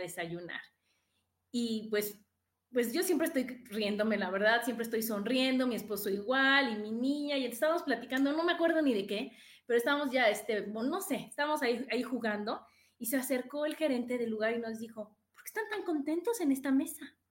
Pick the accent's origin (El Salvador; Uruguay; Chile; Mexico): Mexico; soy mexicana del primero de enero al 31 de diciembre, todos los días, todo el tiempo